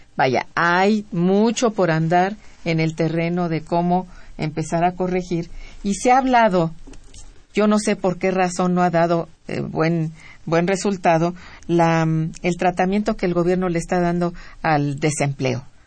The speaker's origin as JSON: {"language": "Spanish", "country": "Mexico", "said": "nos agobia como mexicanos"}